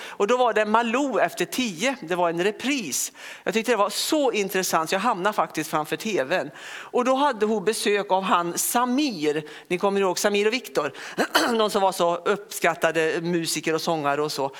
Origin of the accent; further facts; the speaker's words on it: Västergötland, Västra Götaland, Sweden; also born or lived in Lidköping; now in Örkelljunga, Sweden; Och sen är jag ingen skåning utan jag är en ren västgöte.